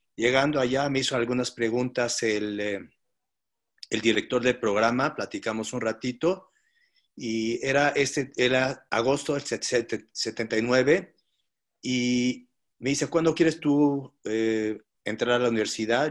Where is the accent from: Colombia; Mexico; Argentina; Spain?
Mexico; also born or lived in Paris, France; Yo nací en París, eh, ah, eh, de un papá y una mamá que nacieron en Damasco, Siria, vinieron a Líbano. Mi papá se, mudó a París después de la guerra de independencia de Israel y se casó con mi mamá y llegamos a México cuando era muy pequeño